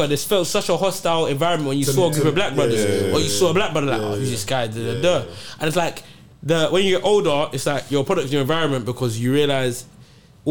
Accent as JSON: {"language": "English", "country": "Nigeria", "said": "I'm Nigerian."}